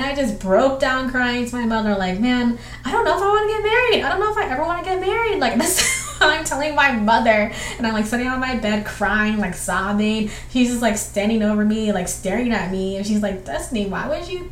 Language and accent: English; Southwestern Georgia, United States; I grew up with my single mother in Southern Georgia. And it's like where I grew up is like Southwestern Georgia. So it's right on the edge of Alabama.